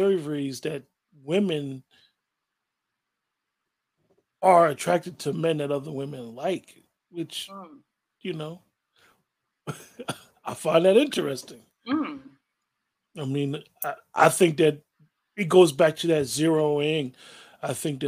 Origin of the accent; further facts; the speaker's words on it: Northeast, United States; we're from the Northeast, a male will be like, how you doing, ma?